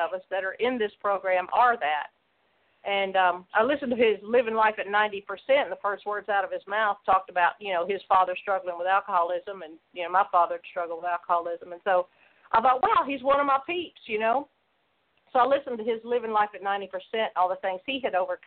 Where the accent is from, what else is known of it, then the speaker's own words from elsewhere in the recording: close to Memphis, Mid-South, United States; I grew up in the Mid-South close to Memphis